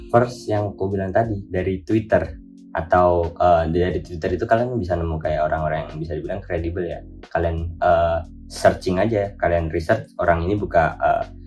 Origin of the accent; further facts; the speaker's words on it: Kediri, East Java, Indonesia; aku berasal dari Kediri, Jawa Timur, completely dari kota kecil banget ya.